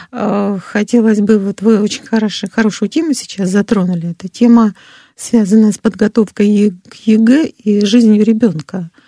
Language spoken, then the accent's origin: Russian; Moscow, Russia; Нет, я из Москвы. Абсолютно ровно говорю